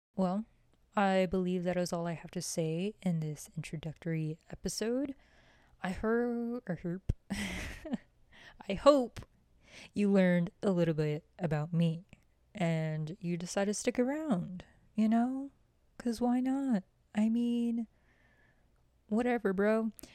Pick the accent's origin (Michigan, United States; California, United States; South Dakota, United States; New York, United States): South Dakota, United States; Oglala; moved away as an adult; now in Lawrence, Kansas, United States; I'm Oglala Lakota from Oglala, South Dakota